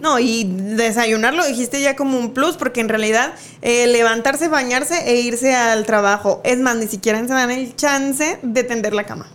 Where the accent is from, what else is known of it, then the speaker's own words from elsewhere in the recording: Mexico; como cultura mexicana